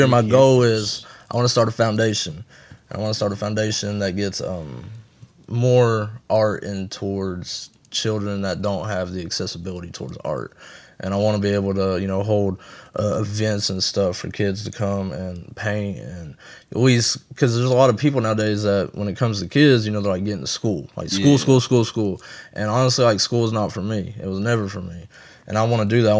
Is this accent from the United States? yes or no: yes; the South, United States; we from the South